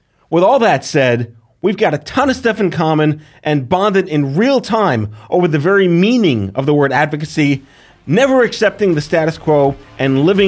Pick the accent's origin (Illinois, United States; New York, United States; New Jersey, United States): New York, United States; as a New Yorker